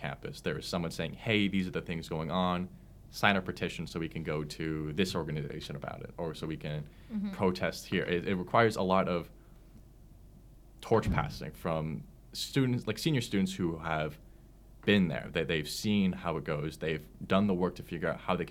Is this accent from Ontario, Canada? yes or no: yes; Oakville, Ontario, Canada; I grew up in Oakville in the GTA.